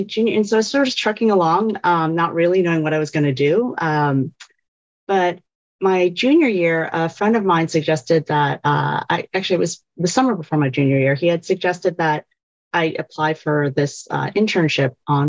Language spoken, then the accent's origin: English; Virginia, United States; I grew up in Virginia